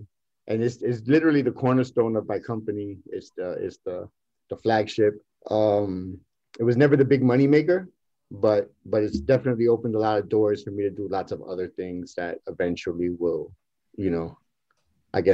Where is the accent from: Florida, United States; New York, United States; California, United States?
New York, United States; also born or lived in Bayamón / Dorado / Loíza; I'm from East New York. I'm from East New York, but I was raised part of my life in Puerto Rico, Bayamón, Dorado, and Loíza.